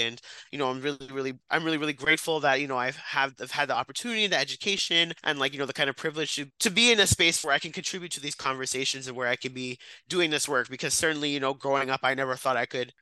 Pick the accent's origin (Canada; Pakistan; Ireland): Canada; Brampton, Ontario; now in Ottawa, Canada; I'm from Brampton